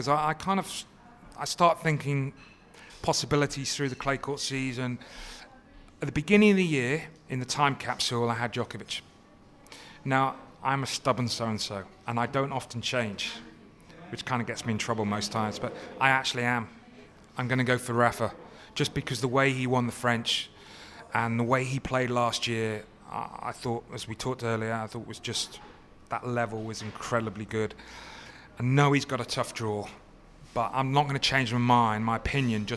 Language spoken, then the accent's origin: English; United Kingdom; being British